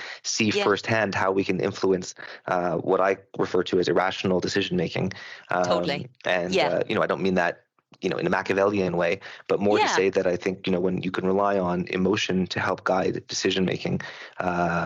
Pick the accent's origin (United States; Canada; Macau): Canada; I'm Canadian